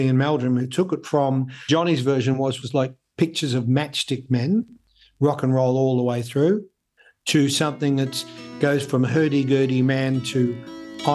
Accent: Melbourne, Victoria, Australia; I was a boy from Richmond, the working suburbs of Melbourne

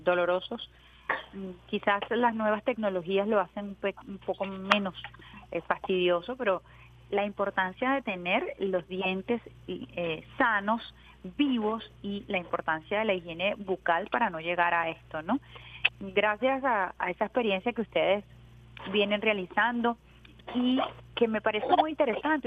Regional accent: Venezuela

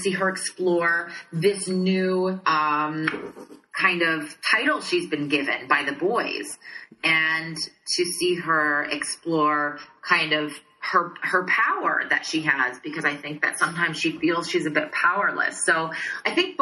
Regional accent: Saskatchewan, Canada; I'm from originally from Saskatchewan, which is directly above North Dakota

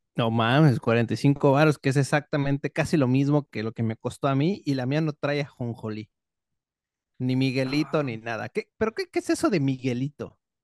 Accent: Mexico; accent: Mexican

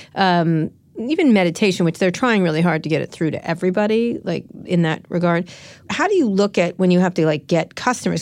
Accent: San Francisco, California, United States; I'm from San Francisco

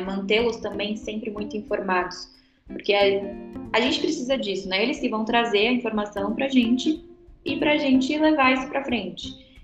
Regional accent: São Paulo, Brazil; moved away as an adult; now in Brasília, Brazil; eu venho de São Paulo também, só que São Paulo capital, então eu vim para Brasília no finalzinho de 2012, quase na virada do ano, já para faculdade.

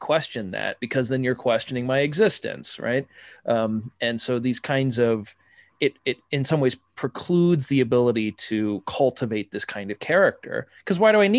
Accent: Midwest, United States; I'm from the Midwest, nice Protestant boy

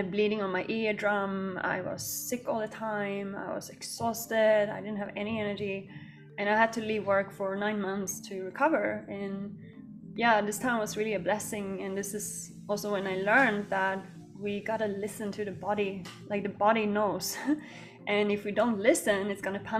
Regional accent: Sweden; now in Bali, Indonesia; I grew up in Sweden

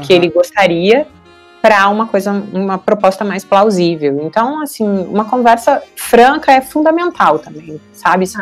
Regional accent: Santo Ângelo, Rio Grande do Sul, Brazil; eu sou natural de Santo Ângelo, no Rio Grande do Sul

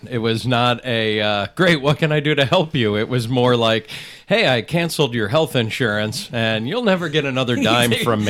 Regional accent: Northeast, United States; Yeah, I grew up on the Eastern Seaboard, right outside New York and Connecticut.

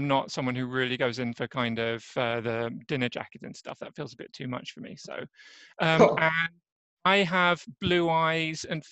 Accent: England, United Kingdom; moved away as an adult; now in Örebro, Sweden; as you might hear from my accent, I'm actually an Englishman, so I'm not native Swede. My story around that is just that I'm from England

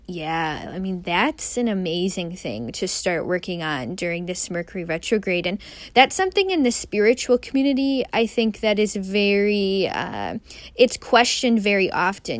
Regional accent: Midwest, United States; a Midwesterner, someone who grew up in the Midwest

